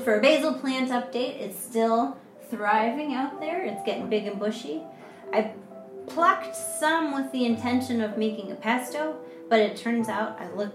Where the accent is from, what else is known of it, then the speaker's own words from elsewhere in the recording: United States; moved away as an adult; now in China; Now I'm in China, as an American